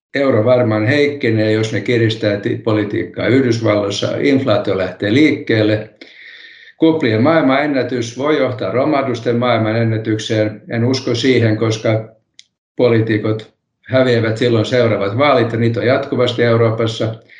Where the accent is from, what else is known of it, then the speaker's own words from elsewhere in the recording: Helsinki, Uusimaa, Finland; first language Swedish; Finnish is a second language; moved away as an adult; also born or lived in Kannelmäki, Helsinki; now in Kirkkonummi, Finland; Minä stadilaisena puhun stadil, stadista edelleen